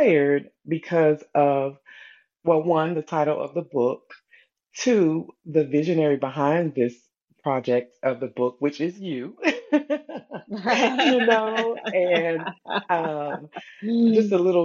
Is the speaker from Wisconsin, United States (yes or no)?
no; Bluefield, West Virginia, United States; now in North Carolina, United States; I am originally from Bluefield, West Virginia, but I currently reside in North Carolina